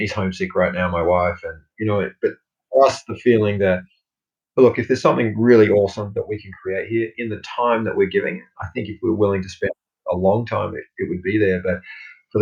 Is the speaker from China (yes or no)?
no; Australia; moved away as an adult; also born or lived in United States; a foreigner in my own homeland or my hometown